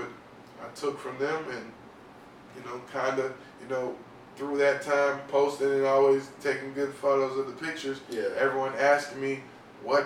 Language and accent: English; the South, United States; now in South Florida, United States; I grew up in the South, I was raised in the South